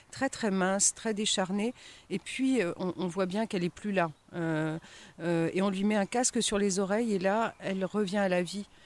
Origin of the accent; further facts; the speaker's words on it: Compiègne, Hauts-de-France, France; born there; also born or lived in Haut-Jura; Alors, moi, je suis née dans l'Oise, à Compiègne. et puis ensuite, j'ai pas mal bourlingué aussi. Donc, donc voilà, j'ai vécu 10 ans dans le Haut-Jura